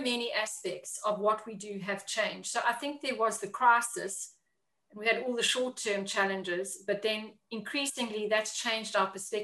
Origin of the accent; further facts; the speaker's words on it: South Africa; moved away as an adult; also born or lived in Africa / China; now in London, United Kingdom; I am originally from South Africa, if anybody can pick up the accent.